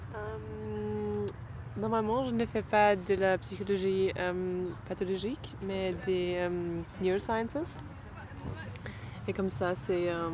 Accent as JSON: {"language": "French", "region": "Berlin", "country": "Germany", "second_language": "French", "moved": "as an adult", "lives_now": "Paris, France", "said": "on est de Berlin"}